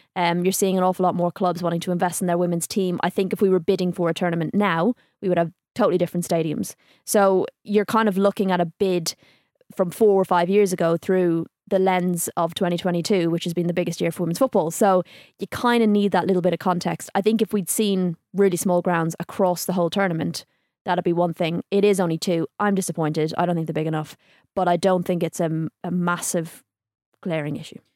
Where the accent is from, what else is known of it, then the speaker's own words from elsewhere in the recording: Ireland; I'm from Ireland